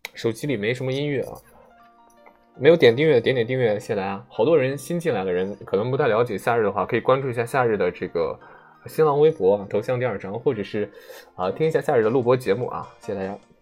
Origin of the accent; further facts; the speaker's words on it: Shandong, China; 我是山东人啊